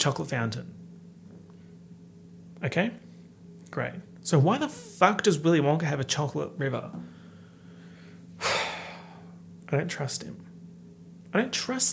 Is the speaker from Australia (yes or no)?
yes; Australia; accent: Australian; my heinous Australian accent